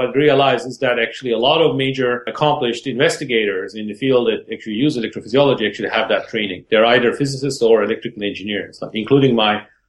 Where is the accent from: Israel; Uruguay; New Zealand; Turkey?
Turkey; Istanbul; moved away as an adult; born in Istanbul and in Turkey. I grew up in Istanbul, and I studied my undergraduate in Istanbul